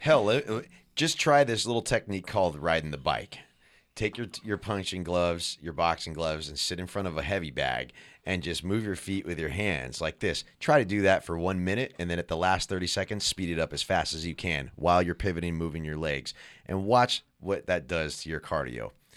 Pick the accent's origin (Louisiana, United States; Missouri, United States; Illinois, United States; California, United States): California, United States; San Jose; We're all from San Jose, California